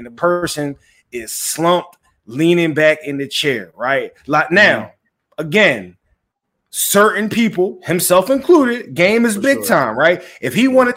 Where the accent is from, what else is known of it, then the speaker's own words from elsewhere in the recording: Philadelphia, Pennsylvania, United States; everybody knows I'm from Philly, right?